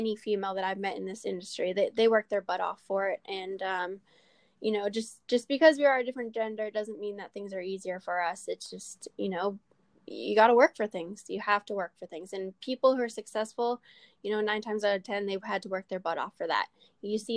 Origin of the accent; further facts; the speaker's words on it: Canada; I'm a Canadian in an American sport